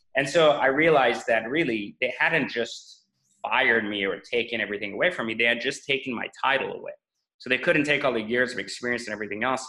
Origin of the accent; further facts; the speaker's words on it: France; English is a second language; moved away; also born or lived in Iran / Los Angeles, United States / Washington, DC, United States; I grew up in in France after escaping Iran's revolution, uh, and then in France it was really uh, just more of a trying to learn the language and fit in. And then I moved